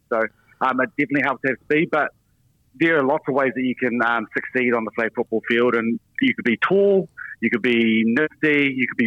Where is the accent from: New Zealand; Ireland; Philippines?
New Zealand; as a Kiwi